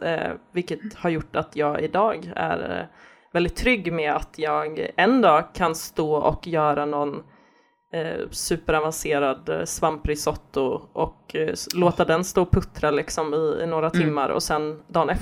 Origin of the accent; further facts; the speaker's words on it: Gothenburg, Västra Götaland, Sweden; Jag, jag växte upp i Göteborg